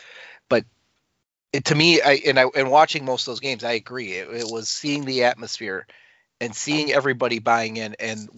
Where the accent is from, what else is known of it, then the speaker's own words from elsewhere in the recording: Wisconsin, United States; moved away; growing up in Wisconsin